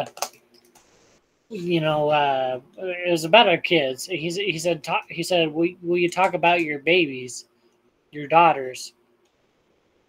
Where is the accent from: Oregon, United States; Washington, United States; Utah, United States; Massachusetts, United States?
Utah, United States; Wanship; in my hometown